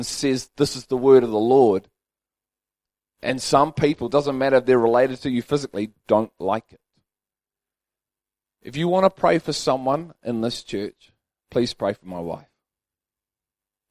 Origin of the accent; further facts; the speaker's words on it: Liverpool, North West England, United Kingdom; I'm from Liverpool